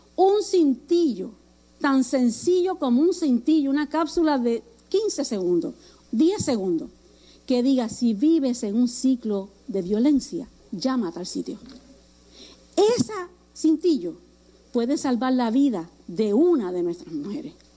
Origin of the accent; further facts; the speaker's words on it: Puerto Rico; aquí en Puerto Rico